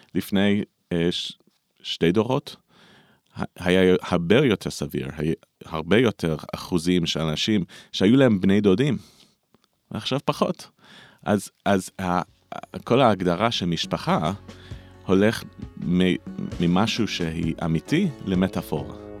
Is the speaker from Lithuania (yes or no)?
no; United States; Hebrew is a second language; also born or lived in Israel; אני גר בארצות הברית, אה, נולדתי בארצות הברית, אבל גרתי פה בארץ uh, כמעט שליש מהחיים